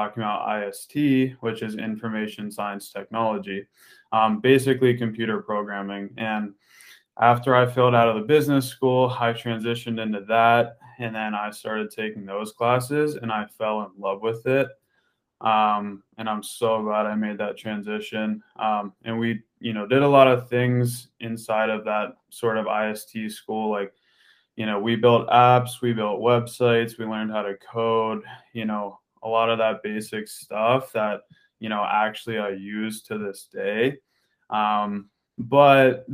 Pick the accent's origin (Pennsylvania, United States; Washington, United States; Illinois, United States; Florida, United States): Pennsylvania, United States; Pittsburgh; I grew up in Pittsburgh, Pennsylvania. That's where I grew up.